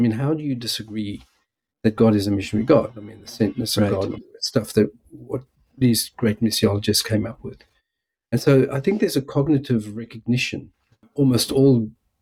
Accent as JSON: {"language": "English", "country": "South Africa", "also_born_or_lived": "United States", "moved": "yes", "lives_now": "Melbourne, Australia", "said": "originally from South Africa, as my accent might give away"}